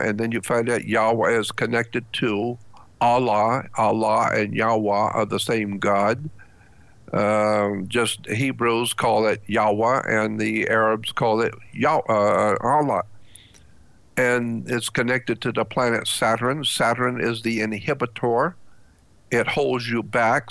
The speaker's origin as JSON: {"language": "English", "country": "United States", "said": "as an American white man"}